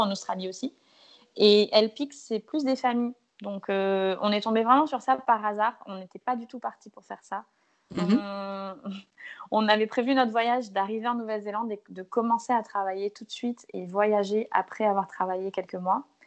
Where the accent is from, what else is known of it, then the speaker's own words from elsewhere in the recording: Martinique; Je suis martiniquaise